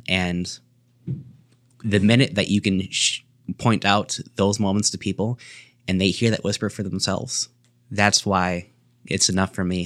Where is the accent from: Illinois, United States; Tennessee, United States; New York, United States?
Illinois, United States; Sterling; I was born here in Sterling, Illinois, C G H Medical Center